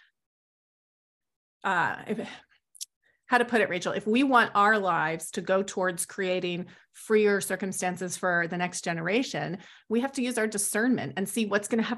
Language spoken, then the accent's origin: English; United States